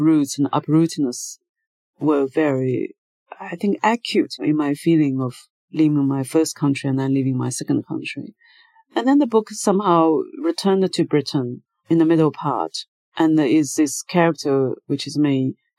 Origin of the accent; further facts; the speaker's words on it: China; moved away as an adult; also born or lived in United Kingdom / New York, United States; Since I left China, I was 30 years old